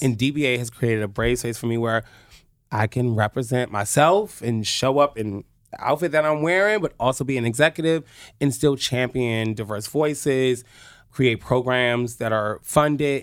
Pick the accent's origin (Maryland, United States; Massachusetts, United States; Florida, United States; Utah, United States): Maryland, United States; Oxon Hill; I went to Potomac High School in Oxon Hill, Maryland. I am a true P G County